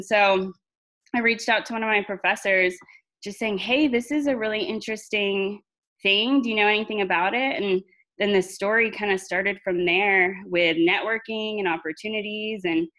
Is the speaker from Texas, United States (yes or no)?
yes; Central Texas, United States; also born or lived in Arlington, Texas; now in Abilene, United States; I was born in a very small town in Central Texas. Graduated with 73 students in my high school class